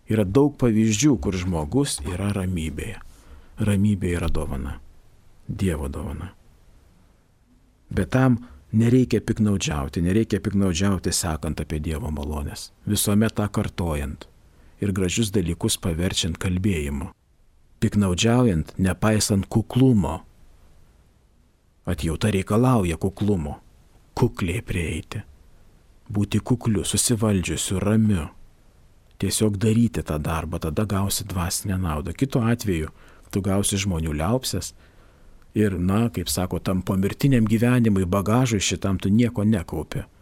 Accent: Lithuania; Mes lietuviai mes šiek tiek esam besidžiaugiantis kaimyno nelaimę.

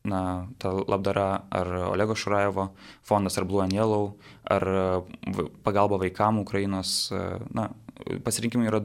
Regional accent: Jonava, Kaunas County, Lithuania; savo gimtajame mieste Jonavoje

